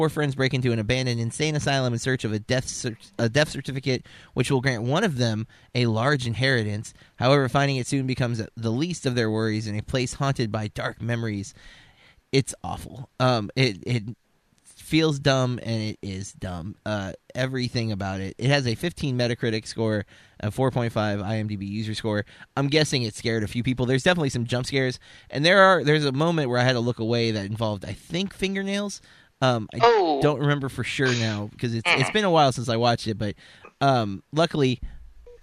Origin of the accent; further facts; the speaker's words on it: Florida, United States; we're from Florida, and that word is, you know, it's local